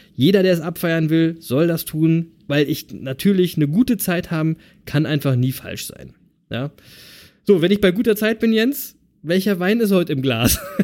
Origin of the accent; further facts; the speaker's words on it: Berlin, Germany; now in East Frisia, Germany; ich bin ja aus Berlin